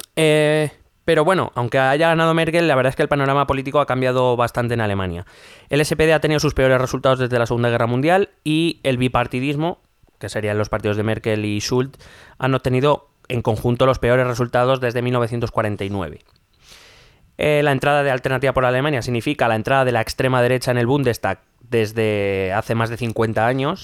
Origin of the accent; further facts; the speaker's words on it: Spain; nosotros como españoles